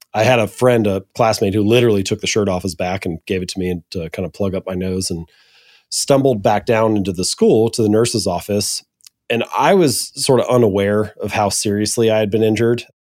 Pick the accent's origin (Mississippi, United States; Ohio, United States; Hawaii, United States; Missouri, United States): Ohio, United States; Hamilton; also born or lived in Columbus, Ohio; I'm an Ohio boy. I was born and raised in Hamilton, Ohio